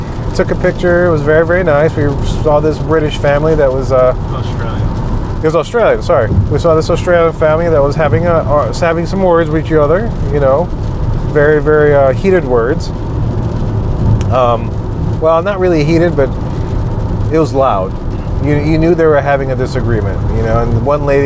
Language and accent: English; Louisiana, United States; we're from Louisiana